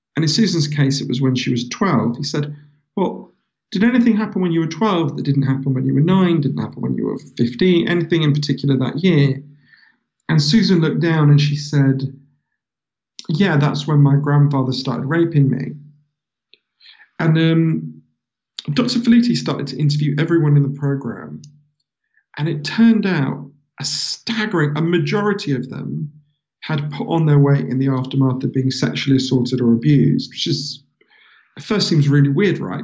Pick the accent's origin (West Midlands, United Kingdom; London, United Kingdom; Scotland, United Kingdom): London, United Kingdom; also born or lived in Glasgow; I'm from London. So um, I've, I've um, yeah, I was I was born in in uh, Glasgow because my mother's Scottish. Um, but they moved here when I was a baby